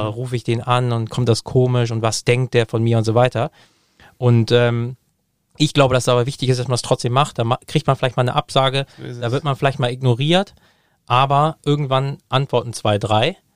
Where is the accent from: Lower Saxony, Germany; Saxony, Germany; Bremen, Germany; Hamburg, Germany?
Hamburg, Germany; Ich, äh, ich komme aus Hamburg, ich liebe Hamburg, ich habe meine, meine Familie und Freunde alle da.